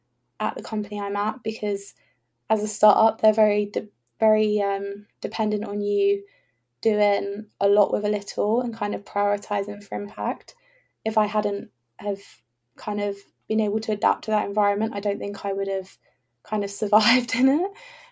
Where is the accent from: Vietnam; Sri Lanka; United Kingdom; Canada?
United Kingdom; England; I assumed, oh, I'm an English person.